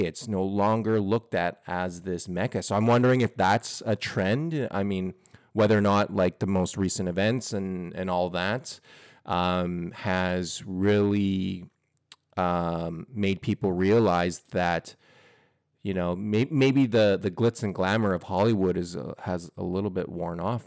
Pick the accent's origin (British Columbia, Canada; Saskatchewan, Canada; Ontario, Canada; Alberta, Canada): Alberta, Canada; Edmonton; moved away as an adult; now in Vancouver, Canada; growing up in Edmonton